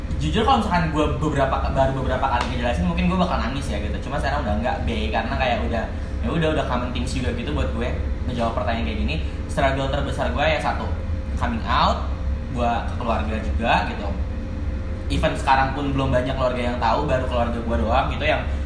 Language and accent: Indonesian; Jakarta, Indonesia; gue asli Jakarta mm. born and raised di Jakarta